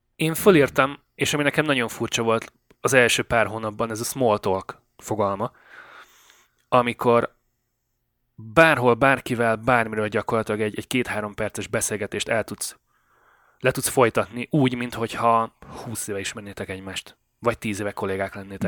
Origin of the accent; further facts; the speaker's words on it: Great Hungarian Plain, Hungary; moved away as an adult; now in Canada; Én tulajdonképpen elmondhatom magam, hogy alföldi gyerek vagyok, az Alföldön születtem.